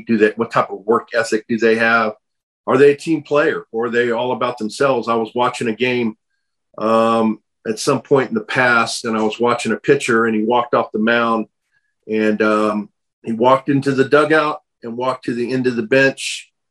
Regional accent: San Diego, California, United States; also born or lived in Pomona / Thousand Oaks / Simi Valley / Mission Viejo; I grew up in Southern California. I was born in Pomona. Then moved. We moved. Uh, family moved over to Thousand Oaks and Simi Valley. Then down to Mission Viejo, and then eventually San Diego. Grew up uh, pretty much the middle school to high school years in San Diego

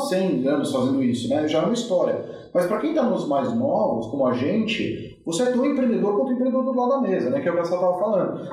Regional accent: Brazil; eu sou do Brasil

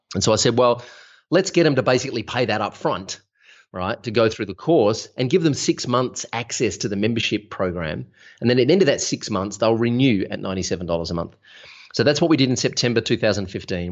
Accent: Melbourne, Victoria, Australia; I'm from Melbourne, Australia

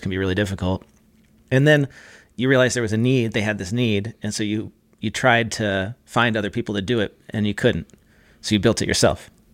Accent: California, United States; I'm from California

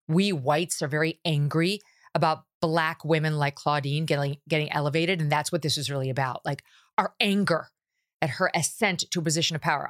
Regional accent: Syracuse, New York, United States; also born or lived in Albany; a kid who spent her first ten years in Syracuse, and then moved to Albany, then went back to Syracuse for college

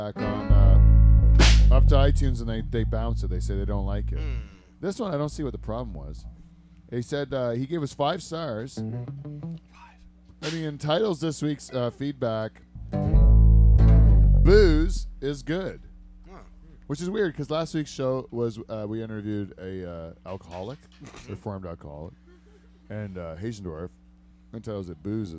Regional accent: Windham Centre, Ontario, Canada; It was in Wyndham Center, which is like kind of where I grew up.

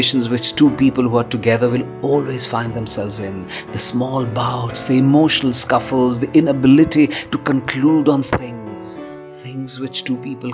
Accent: India; I'm a poet from India.

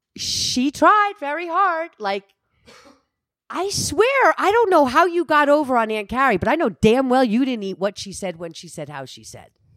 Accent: Alpine, United States; I was raised in Alpine

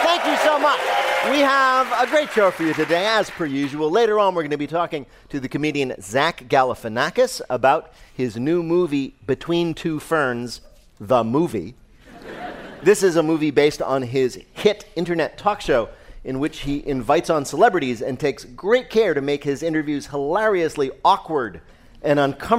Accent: New Jersey, United States; I'm from Jersey.

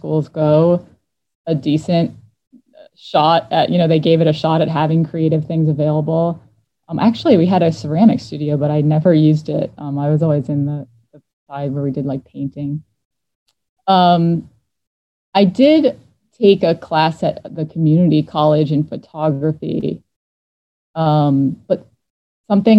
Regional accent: New Jersey, United States; born or raised there; now in Philadelphia, United States

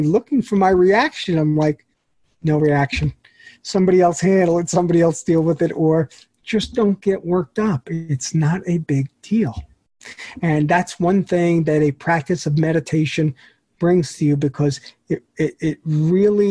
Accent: New York, United States; as a New Yorker

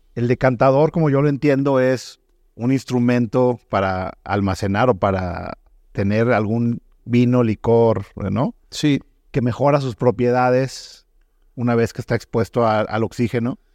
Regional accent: Mexico; also born or lived in Germany; como era mexicano

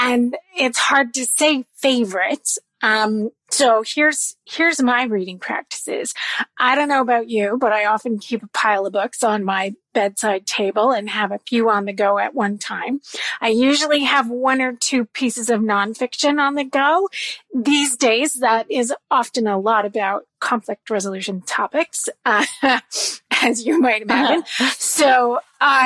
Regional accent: Ontario, Canada; moved away; I grew up in a small town in Ontario, Canada, which is far from where I live now

